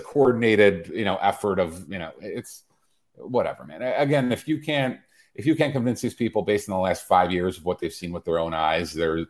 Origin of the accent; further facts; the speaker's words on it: Midwest, United States; now in Florida, United States; And I was raised in the Midwest where we had to we had tornado drills.